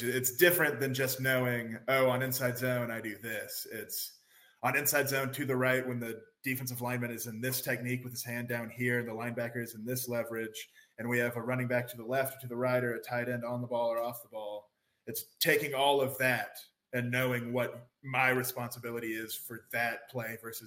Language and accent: English; Florida, United States; moved away; we're from Florida